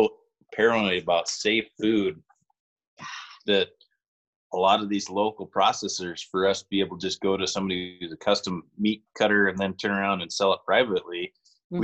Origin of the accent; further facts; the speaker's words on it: the Valley, Montana, United States; there were probably 6 or 7 dairies when I was growing up in the Valley, and we had a dairy farm from the time I was 9 until I was 18.